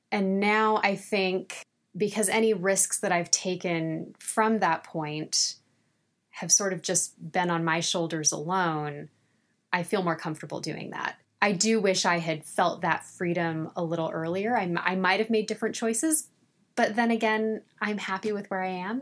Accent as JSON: {"language": "English", "area": "Central Valley", "region": "California", "country": "United States", "tie": "born or raised there", "also_born_or_lived": "Los Angeles", "moved": "as an adult", "said": "My California girl experience was in the farms of the Central Valley. I grew up in a very rural community"}